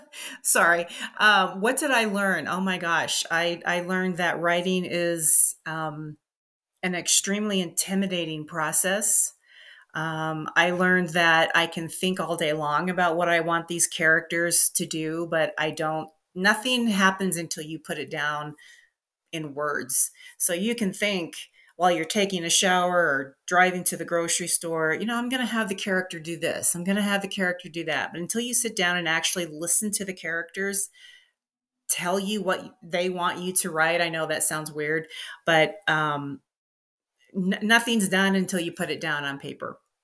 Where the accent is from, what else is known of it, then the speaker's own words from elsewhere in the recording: Midwest, United States; also born or lived in Los Angeles; now in Denver, United States; I grew up in the Midwest